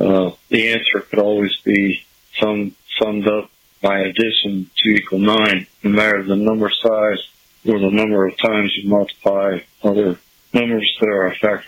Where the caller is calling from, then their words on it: Poplar, Montana, United States; I'm calling from Poplar, Montana.